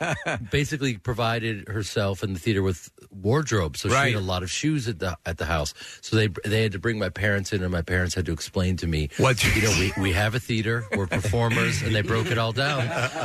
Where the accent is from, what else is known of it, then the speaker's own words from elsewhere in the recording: Chicago, Illinois, United States; also born or lived in New York; You know, I grew up in Chicago. I was born in New York and then grew up in Chicago, and I grew up in a theater family.